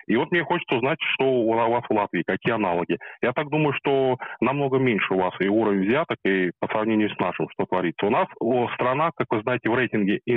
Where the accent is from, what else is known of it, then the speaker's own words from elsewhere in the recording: Moscow, Russia; ну, я, я из Москвы